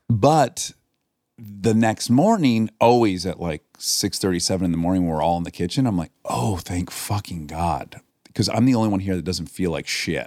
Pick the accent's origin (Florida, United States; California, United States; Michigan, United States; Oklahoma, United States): Michigan, United States; moved away as an adult; now in Los Angeles, United States; I grew up in Michigan close to West Bloomfield